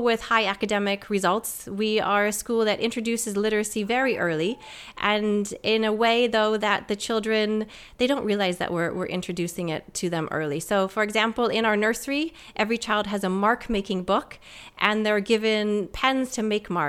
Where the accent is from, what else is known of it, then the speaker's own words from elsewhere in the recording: Canada; moved away as an adult; also born or lived in United States; now in United Kingdom; So I'm Canadian-American. I moved over to the UK 10 years ago